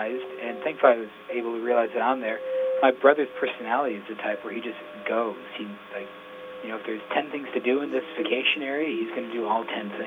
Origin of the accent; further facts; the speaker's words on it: Yankton, South Dakota, United States; Bob Winter's basketball camp in Yankton, I used to go to growing up because it was in Yankton, and I'm from Yankton.